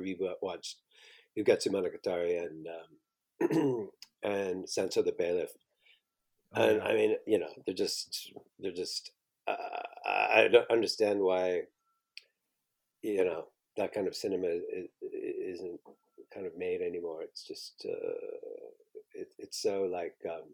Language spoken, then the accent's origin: English; Southampton, Ontario, Canada; I was born in Southampton, but I grew up in a farm. So we were kind of in the middle of nowhere